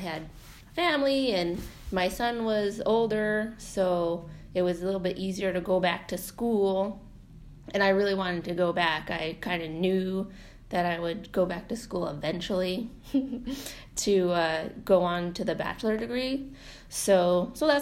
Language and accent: English; North Pole, Alaska, United States; I'm from North Pole, so my kind of immediate family is from North Pole area, Fairbanks area